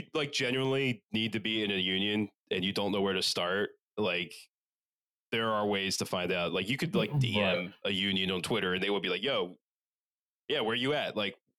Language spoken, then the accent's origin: English; Philadelphia, Pennsylvania, United States; we're from Philadelphia.